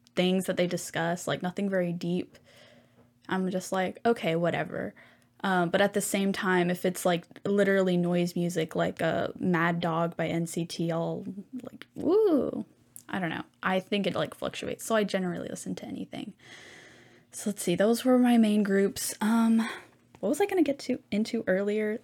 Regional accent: Houston, Texas, United States; I was from Hu, like, in Houston, so I am stationed in Texas

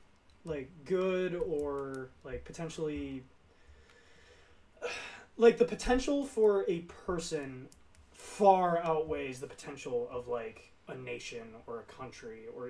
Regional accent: United States; it's spelled to us Americans

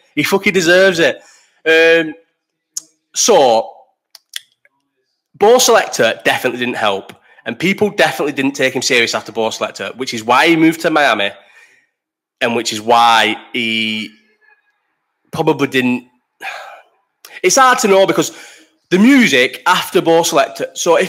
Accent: Bolton, North West England, United Kingdom; also born or lived in London; Obviously, I'm from Bolton, like couldn't be more from Bolton.

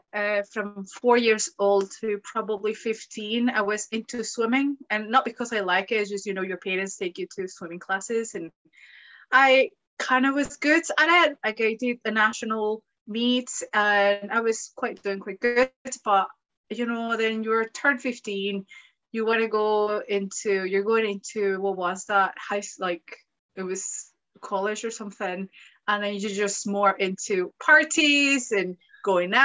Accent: Mexico; moved away as an adult; now in Glasgow, United Kingdom; I'm from Mexico

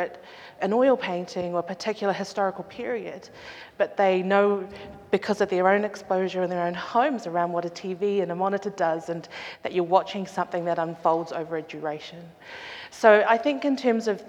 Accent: Auckland, New Zealand; I grew up in Auckland in the late 80s, 90s

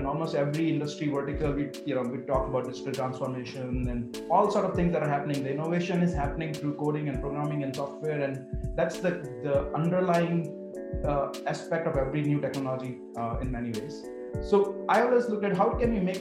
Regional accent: India; moved away; growing up in India

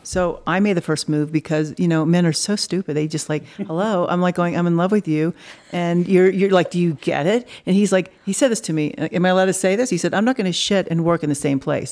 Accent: Dallas, Texas, United States; also born or lived in Los Angeles / New York; now in Colorado, United States; I was raised in Dallas, but Colorado is my home

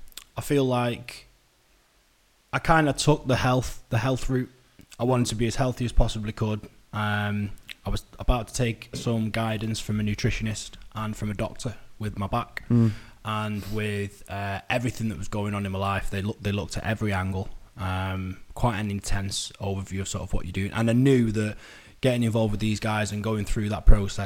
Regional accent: Manchester, North West England, United Kingdom

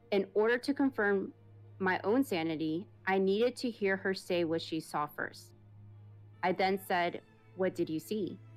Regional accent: Peru; English is a second language; I'm originally from Peru. So please forgive my grandma. forgive my grammar.

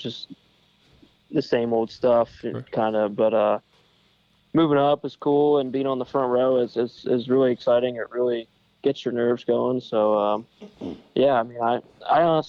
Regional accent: Pennsylvania, United States; also born or lived in Waynesburg, Pennsylvania; I'm a Pennsylvania native

